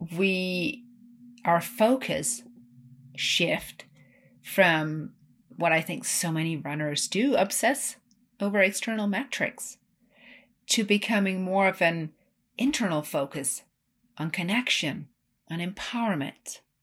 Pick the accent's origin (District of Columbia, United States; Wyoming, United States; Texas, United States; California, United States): Wyoming, United States; Ten Sleep; my hometown of Tensleet, Wyoming